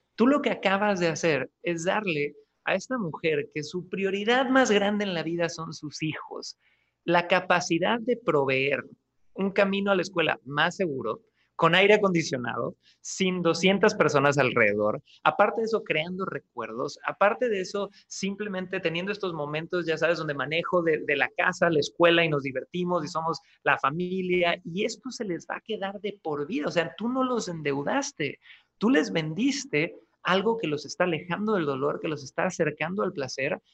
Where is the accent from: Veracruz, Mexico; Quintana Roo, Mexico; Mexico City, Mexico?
Quintana Roo, Mexico; Cancún; moved away as an adult; also born or lived in Santiago, Chile; Yo nací, chicos, en Cancún, Quintana Roo, México.